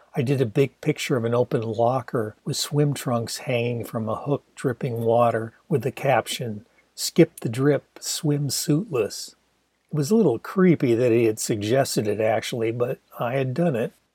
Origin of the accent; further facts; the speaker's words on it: Ann Arbor, Michigan, United States; in my hometown of Ann Arbor